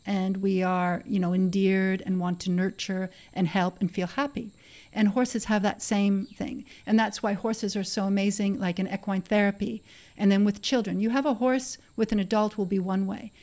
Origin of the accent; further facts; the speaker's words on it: Canada; now in Costa Rica; I was born in Canada, of course, and I grew up with horses in the country.